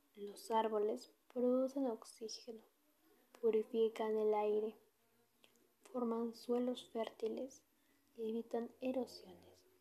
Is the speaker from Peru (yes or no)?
yes; Peru; como peruanos y ciudadanos que somos